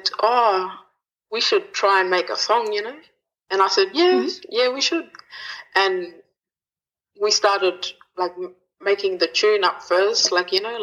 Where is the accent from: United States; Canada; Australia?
Australia; South Australia; now in Norseman, Australia; I'm originally from South Australia, but I'm living in Norseman now.